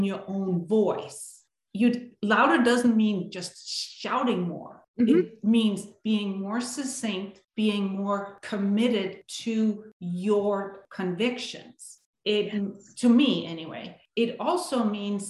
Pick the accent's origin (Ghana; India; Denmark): Denmark; now in United States; I grew up in Denmark, born and raised, lived there for many years.